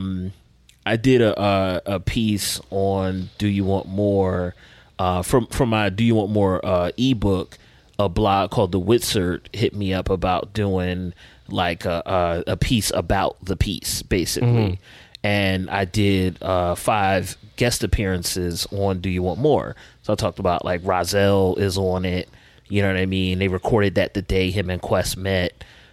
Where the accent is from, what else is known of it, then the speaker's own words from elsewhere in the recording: Philadelphia, Pennsylvania, United States; As a Philadelphian